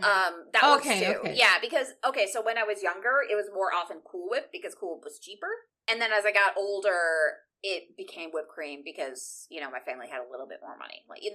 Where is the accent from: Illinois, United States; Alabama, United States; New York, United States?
Illinois, United States; Chicago; I'm from Illinois. I'm from Chicago. It's all ahs.